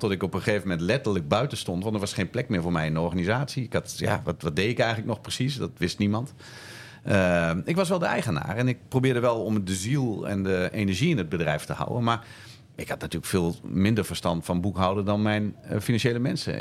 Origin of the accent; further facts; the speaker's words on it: Zwolle, Overijssel, Netherlands; Toen kwam ik terug in eh, Zwolle, waar ik, eh, waar ik vandaan kom.